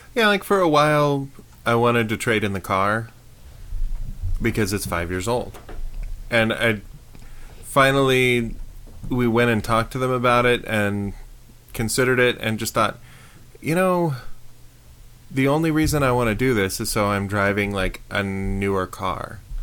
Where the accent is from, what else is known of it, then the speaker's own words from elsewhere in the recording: Prescott, United States; I grew up in Prescott